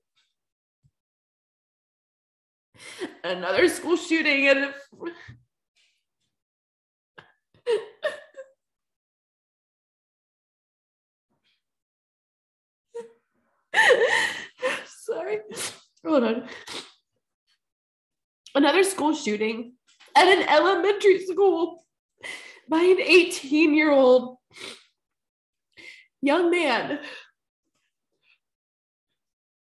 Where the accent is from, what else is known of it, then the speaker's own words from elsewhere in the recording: the South, United States; Born and raised in the South, where it's fucking Bible Belt